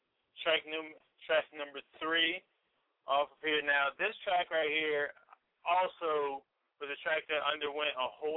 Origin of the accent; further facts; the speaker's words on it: Washington, District of Columbia, United States; also born or lived in Delaware; I've lived where I live now in Northeast for, hold on, 19 years